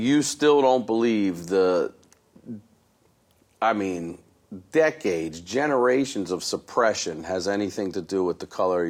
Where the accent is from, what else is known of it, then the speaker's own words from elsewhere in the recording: Baltimore, Maryland, United States; I'm from Baltimore.